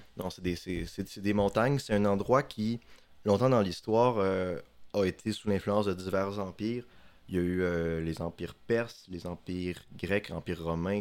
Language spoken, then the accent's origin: French; Chicoutimi, Quebec, Canada; moved away as an adult; now in Sherbrooke, Canada; je suis un gars du Saguenay comme vous. Euh, j'ai grandi à Chicoutimi.